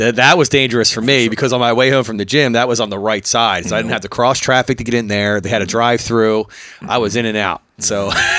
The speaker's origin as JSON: {"language": "English", "area": "Bucks County", "region": "Pennsylvania", "country": "United States", "tie": "born or raised there", "said": "I grew up in Bucks County"}